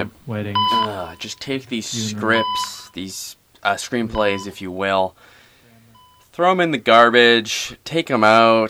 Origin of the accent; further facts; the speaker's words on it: Burnaby, British Columbia, Canada; I didn't grow up in Vancouver. I grew up in Burnaby, actually, which is a suburb.